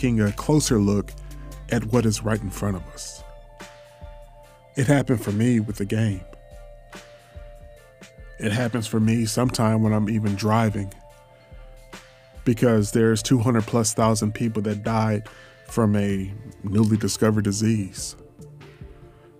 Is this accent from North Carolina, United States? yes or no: no; Detroit, Michigan, United States; now in Houston, United States; I was born in Detroit